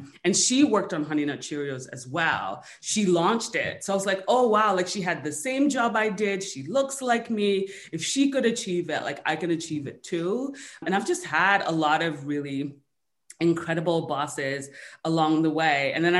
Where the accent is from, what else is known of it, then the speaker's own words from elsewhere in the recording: United States; So I say I'm Nigerian American because it just gives people a greater sense of context for all the different pieces of me that kind of made me who I am today.